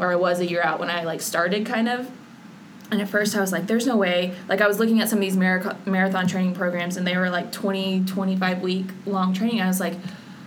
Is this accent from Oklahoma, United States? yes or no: yes; Oklahoma City, Oklahoma, United States; I'm from Oklahoma City